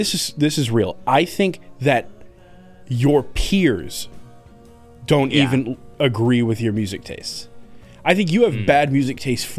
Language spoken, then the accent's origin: English; Massachusetts, United States; I'm from Massachusetts.